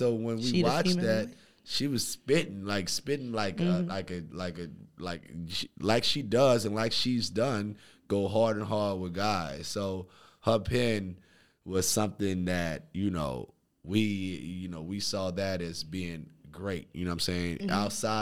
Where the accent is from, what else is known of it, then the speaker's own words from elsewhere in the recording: New Orleans, Louisiana, United States; Man, so I'm from New Orleans, Louisiana, born and raised. Shout out Fifth Ward, New Orleans East.